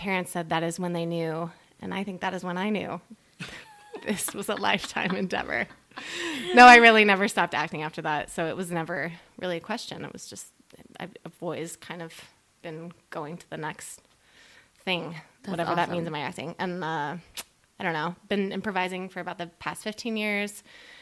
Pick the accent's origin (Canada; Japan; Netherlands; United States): United States; Quincy, Illinois; moved away as an adult; now in Los Angeles, United States; I am originally from Quincy, Illinois